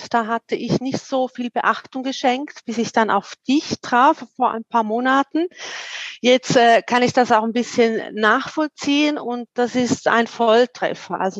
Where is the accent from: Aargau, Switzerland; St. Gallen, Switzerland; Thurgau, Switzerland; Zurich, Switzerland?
St. Gallen, Switzerland; Wil; Ich komme aus der Ostschweiz, aus dem schönen Wiel in St. Gallen.